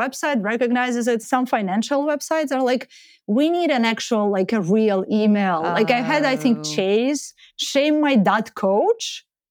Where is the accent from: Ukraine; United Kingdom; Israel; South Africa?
Ukraine; English is a second language; I'm from Ukraine.